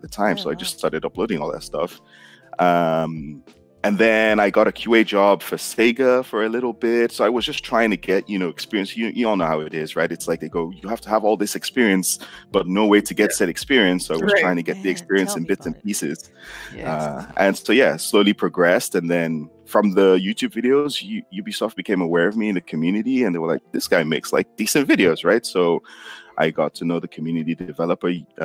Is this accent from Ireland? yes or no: no; Nigeria; I got my degree in economics because I'm Nigerian and that's what Nigerian parents kind of expect from you.